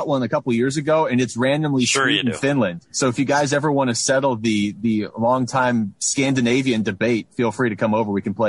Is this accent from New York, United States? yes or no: no; Seattle, Washington, United States; growing up in Seattle, we would get Hockey Night in Canada on Saturdays.